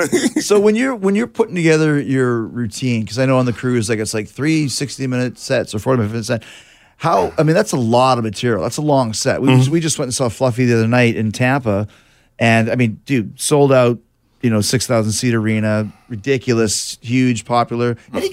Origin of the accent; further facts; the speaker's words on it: Canada; I'm a Canadian.